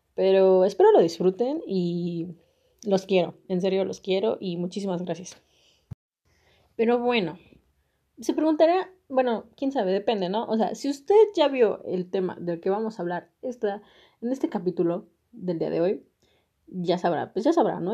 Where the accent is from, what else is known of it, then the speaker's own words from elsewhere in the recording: Mexico; soy mexicana